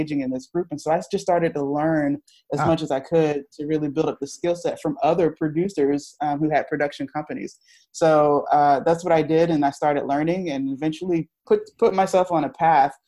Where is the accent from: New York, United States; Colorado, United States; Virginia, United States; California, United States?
Virginia, United States; moved away as an adult; now in Philadelphia, United States; I'm from Virginia and I started, that's where I started the company